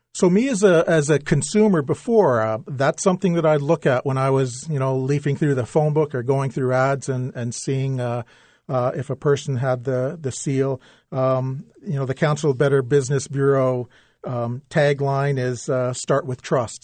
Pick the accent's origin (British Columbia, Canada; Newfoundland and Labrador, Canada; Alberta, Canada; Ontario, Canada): Ontario, Canada; London; I grew up in London